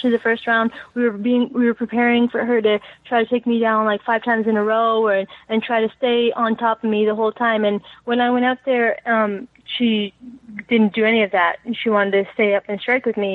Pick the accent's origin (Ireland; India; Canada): Canada; also born or lived in Iraq; I was born in the Middle East and came here when I was only 3 years old. So pretty much raised here, Canadian.